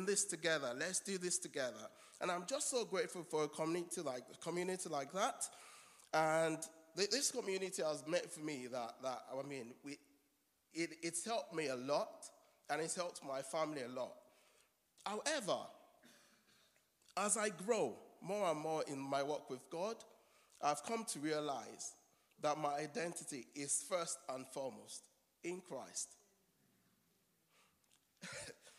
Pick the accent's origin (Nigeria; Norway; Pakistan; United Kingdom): Nigeria; moved away; I'm a Nigerian. And for someone who is far away from his home country